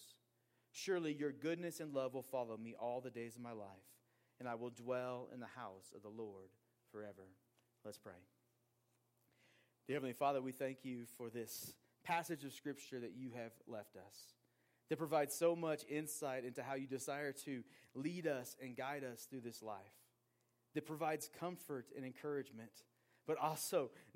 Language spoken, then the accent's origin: English; Portland, Oregon, United States; growing up in Portland, Oregon, a city that is not Christian and in many ways is anti-Christian, in my public high school of 2,000 plus kids